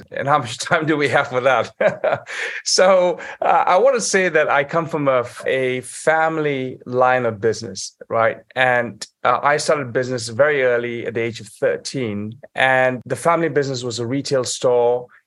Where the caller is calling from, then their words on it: Saudi Arabia; I'm actually calling in from Saudi Arabia at the moment.